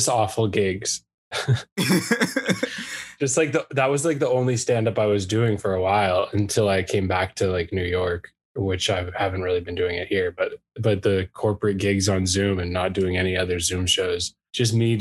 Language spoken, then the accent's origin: English; Canada; moved away as an adult; now in United States; I'm Canadian